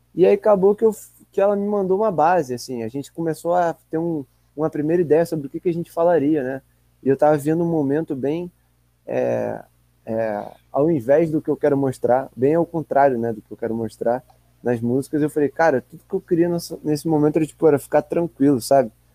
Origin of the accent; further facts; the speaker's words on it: Rio de Janeiro, Brazil; sendo carioca